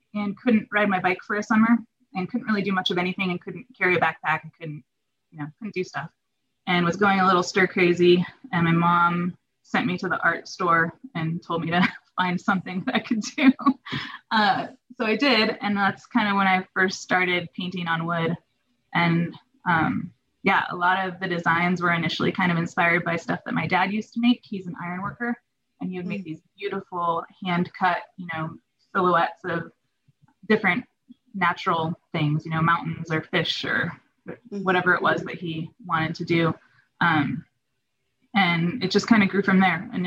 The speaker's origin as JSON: {"language": "English", "town": "Truckee", "region": "California", "country": "United States", "tie": "born or raised there", "also_born_or_lived": "Hayward, California", "said": "spent most of my childhood in Truckee, California, which is in the Sierra, pretty close to Lake Tahoe."}